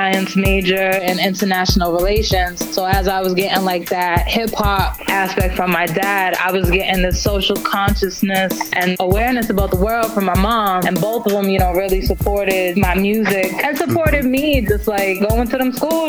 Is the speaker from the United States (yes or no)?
yes; Taunton, Massachusetts, United States; also born or lived in Brockton, Massachusetts / New York; I am from South Shore, Mass. I'm kind of like Tale of Two Cities. My family is predominantly from Brockton, and they moved to Taunton.